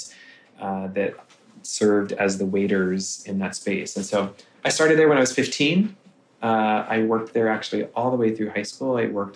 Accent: Kansas City, United States; also born or lived in Lenexa, Kansas; I grew up in Kansas City

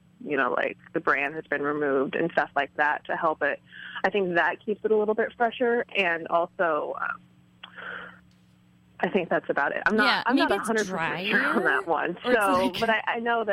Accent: Midwest, United States; I grew up in the Midwest in a really kind of rural community

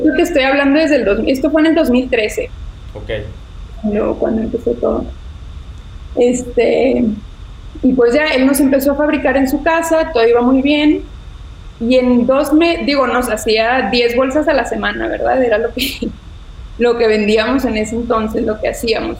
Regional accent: Ciudad Victoria, Tamaulipas, Mexico; soy de Ciudad Victoria, igual que tú. Este, allá nací, allá estudié

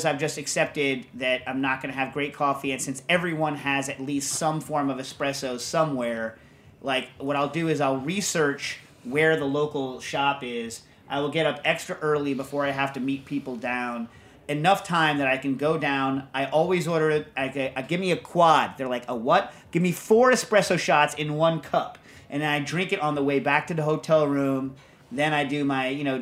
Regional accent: United States; as an American

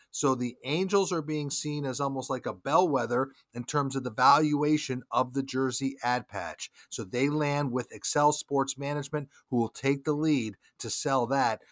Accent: Charlotte, North Carolina, United States; my hometown of Charlotte

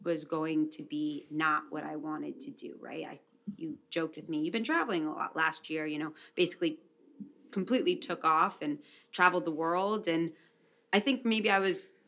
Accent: New York City, New York, United States; I'm a woman from New York City

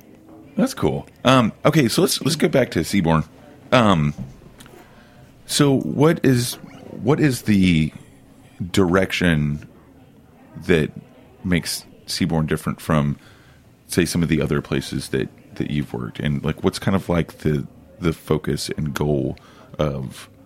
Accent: Oklahoma, United States; now in Denver, United States; I grew up in Oklahoma, and living in Oklahoma City, I used to go to Denver for a bike rally every summer, and I fell in love with Denver.

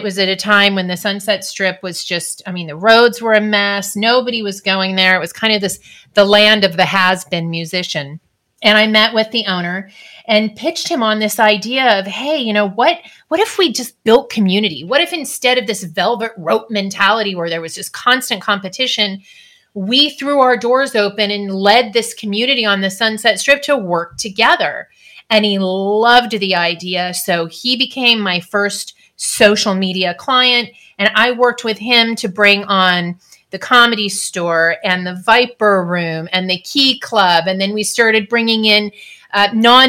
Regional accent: California, United States; I was also born and raised in California.

